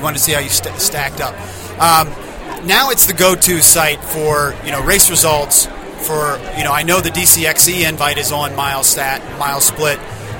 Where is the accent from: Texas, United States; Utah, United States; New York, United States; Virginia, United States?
Virginia, United States; So I grew up in Virginia.